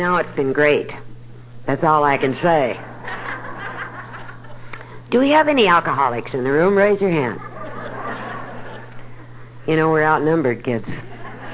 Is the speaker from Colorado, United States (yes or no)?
yes; Denver, Colorado, United States; now in Dallas, United States; I was born and raised in Denver, Colorado